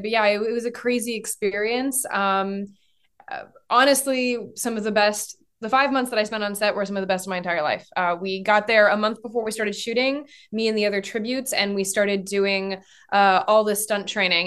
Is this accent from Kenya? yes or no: no; France; moved away; I grew up in France